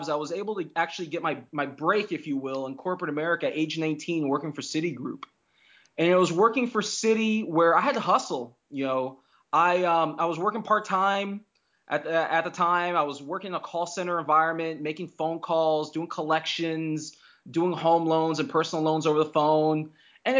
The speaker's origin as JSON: {"language": "English", "town": "Fort Lauderdale", "region": "Florida", "country": "United States", "tie": "born or raised there", "said": "I grew up in South Florida"}